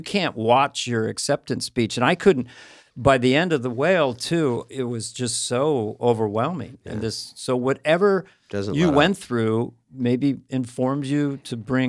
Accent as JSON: {"language": "English", "region": "Montana", "country": "United States", "said": "We're from Montana."}